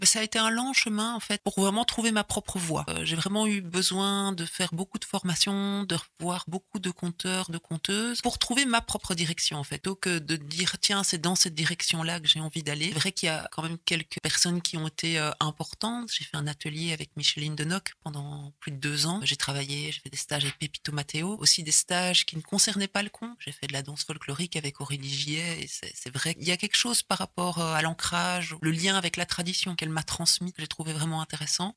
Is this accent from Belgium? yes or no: yes; Basècles / Bassilly, Hainaut, Wallonia, Belgium; also born or lived in Ath; now in Brussels, Belgium; Je suis originaire du Hainaut mais du centre. Donc je suis né à Hatt. Ah et j'ai grandi euh, à Bassili.